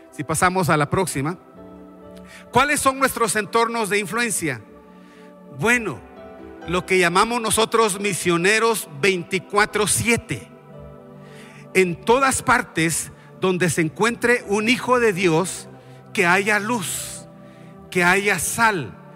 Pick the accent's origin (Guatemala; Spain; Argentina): Guatemala; Y voy a mencionar mi propio país porque yo he vivido ahí. Yo soy de Guatemala.